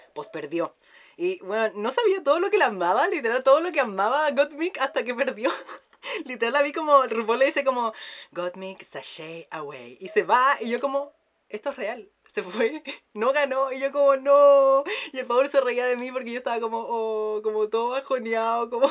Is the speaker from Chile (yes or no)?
yes; Chile; porque somos chilenas